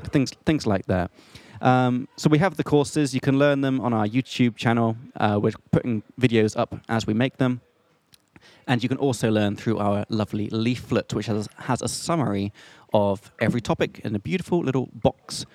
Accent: England, United Kingdom; now in Prague, Czech Republic; I'm from England

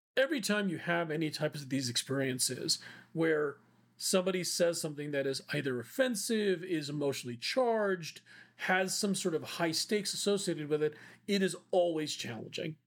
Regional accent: India; I'm Indian

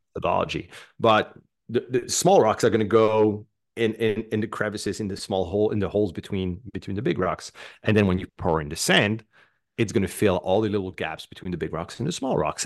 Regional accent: Canada; I'm French Canadian

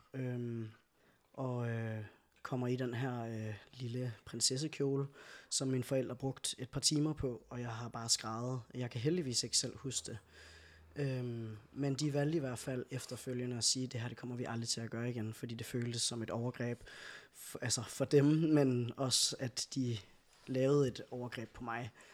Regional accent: Skive, Central Denmark Region, Denmark; now in Aalborg, Denmark; født og opvokset i Skive, øh, og bor nu i Aalborg

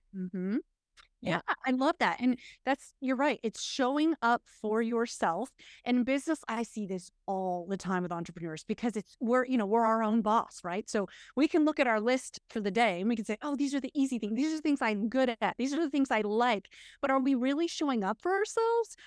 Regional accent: United States; We're, we're American women

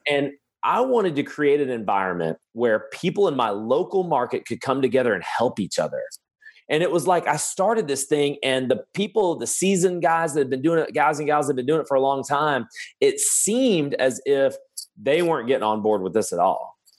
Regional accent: Birmingham, Alabama, United States; I'm from Birmingham, Alabama

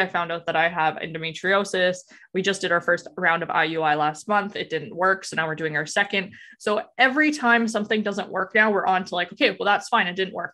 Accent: Alberta, Canada; moved away as an adult; now in Ontario, Canada; I'm originally from Alberta

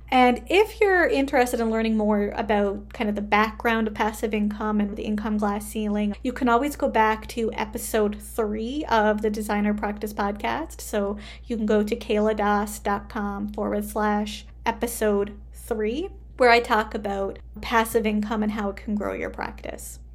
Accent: Canada; I am a Canadian social worker

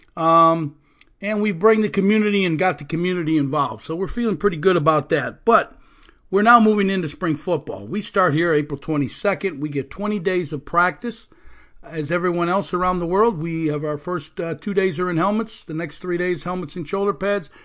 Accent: Illinois, United States; now in Orlando area, Florida, United States; I'm from Illinois originally

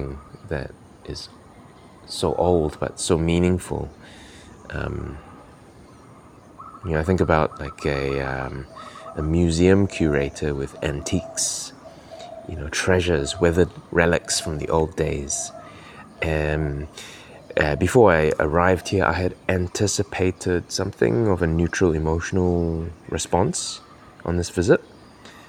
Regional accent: Kuching, Sarawak, Malaysia; now in New Zealand; returning to my hometown in Kuching and reoccupying physical spaces that I recall from childhood

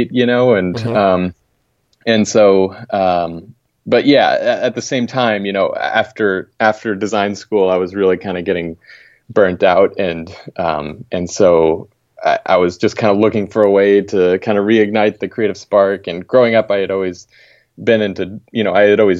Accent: Pryor, Oklahoma, United States; moved away as an adult; also born or lived in Tulsa, Oklahoma / East Coast; now in Edmonds, United States; I actually grew up in Oklahoma, a small town called Pryor. I was born in Tulsa, so basically kind of grew up in that general area

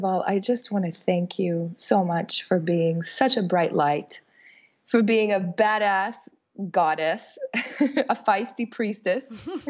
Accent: Canada; moved away as an adult; now in Dominican Republic; Rob and I have lived here for 6 years. We came here from Canada and we're wedding photographers here.

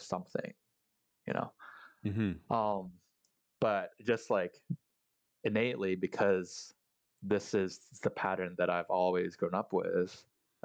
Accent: Singapore; also born or lived in Philippines; now in United States; I grew up in Singapore. So I was born in the Philippines, and when I was like one, my parents migrated to Singapore

